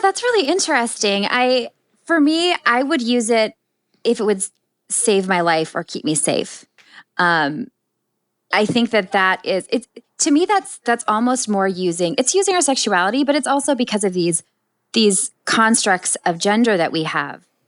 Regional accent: Minnesota, United States; moved away as an adult; also born or lived in New York; growing up in Minnesota, in you know, really loving family

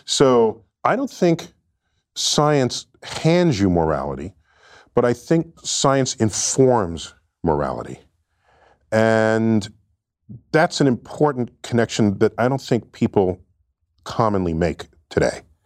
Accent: New York City, New York, United States; I grew up in New York City

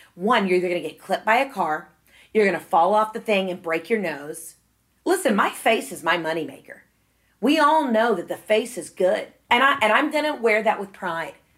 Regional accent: Atlanta, Georgia, United States; I'm from Atlanta

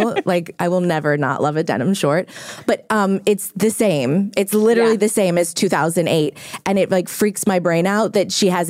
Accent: Louisiana, United States; moved away as an adult; now in Los Angeles, United States; I'm from Louisiana too.

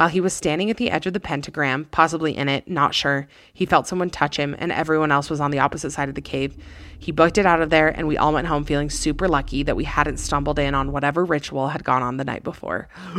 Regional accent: Illinois, United States; I was home from college for Thanksgiving break back in my hometown in Illinois.

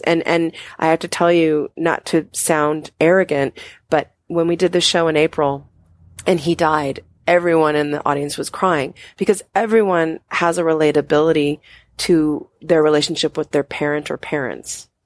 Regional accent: Anchorage, Alaska, United States; I used to be really uptight and conservative growing up in Anchorage, Alaska

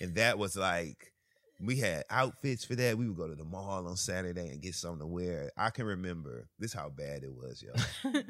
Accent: Michigan, United States; I grew up in Michigan

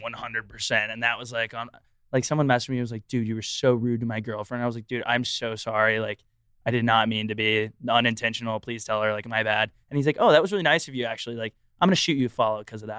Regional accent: Texas, United States; moved away; I'm also from Texas

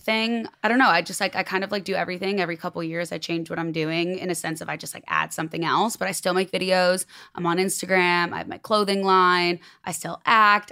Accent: Chicago, Illinois, United States; moved away as an adult; now in Los Angeles, United States; And I'm from Chicago.

